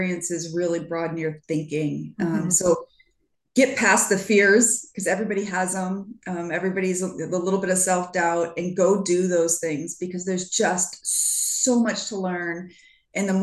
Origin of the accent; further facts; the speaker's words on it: Michigan, United States; as a Midwesterner in the US, growing up in Michigan